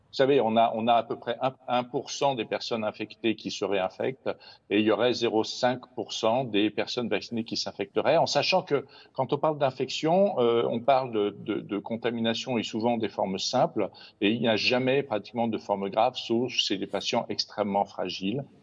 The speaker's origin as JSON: {"language": "French", "country": "France", "said": "chez nous en France"}